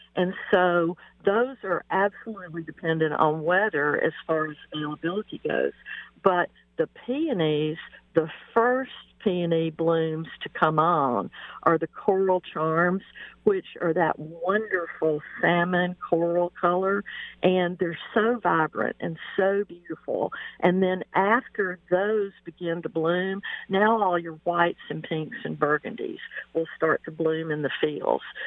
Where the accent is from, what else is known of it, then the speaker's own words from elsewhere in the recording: Mississippi, United States; moved away as an adult; now in Pacific Northwest, United States; my hometown in Mississippi